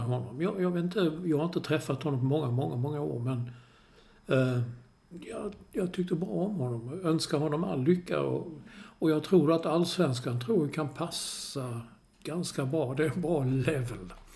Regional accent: Malmö, Skåne, Sweden; när jag var liten i Malmö

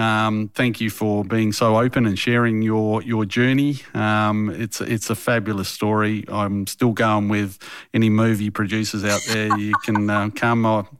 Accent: Australia; When it comes to Hungary, I'm very Australian.

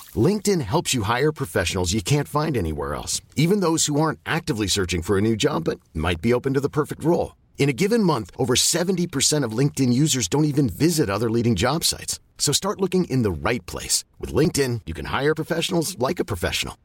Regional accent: Ireland; we're Irish

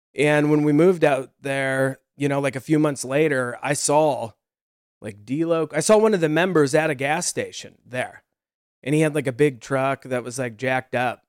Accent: Nebraska, United States; moved away as an adult; also born or lived in Los Angeles, United States; we're from Nebraska

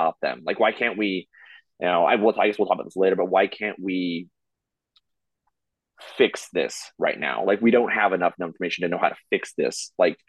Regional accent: United States; I'm American

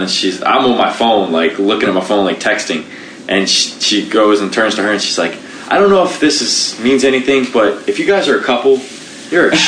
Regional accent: Baltimore, Maryland, United States; I'm from Baltimore, Maryland.

